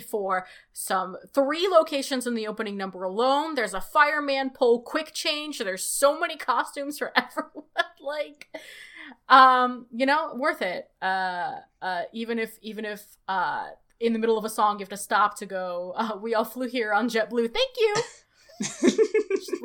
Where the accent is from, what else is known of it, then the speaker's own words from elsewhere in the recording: Moscow, Russia; now in United States; I was born in Moscow